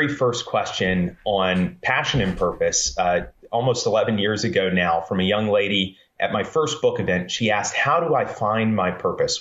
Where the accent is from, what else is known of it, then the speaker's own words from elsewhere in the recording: Columbus, Georgia, United States; also born or lived in Central Florida; I grew up in Columbus, Georgia. For the most part, I was born in Florida and Georgia